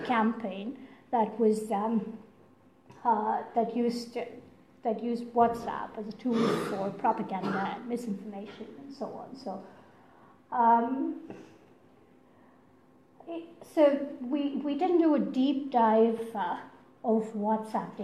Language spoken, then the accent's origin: English; India; first language Tamil; English is a second language; moved away; I'm from India